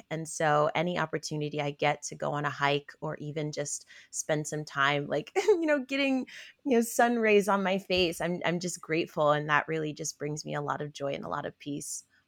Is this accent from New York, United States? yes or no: yes; Albany, New York, United States; now in Washington, D.C., United States; I am originally from Albany, New York, um, specifically the south end of Albany, which is considered a frontline community